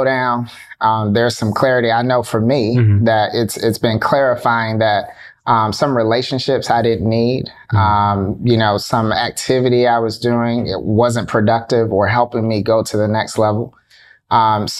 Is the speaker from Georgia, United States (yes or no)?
no; South Florida, United States; We're originally from South Florida